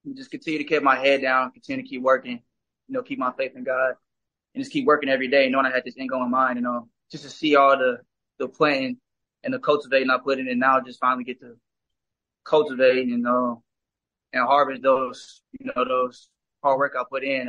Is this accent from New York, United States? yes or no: no; Indianapolis, Indiana, United States; moved away; back at home in my hometown where I grew up